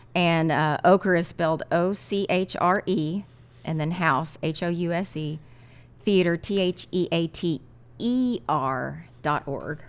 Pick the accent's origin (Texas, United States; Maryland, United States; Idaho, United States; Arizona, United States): Texas, United States; Lubbock; When I was growing up in Lubbock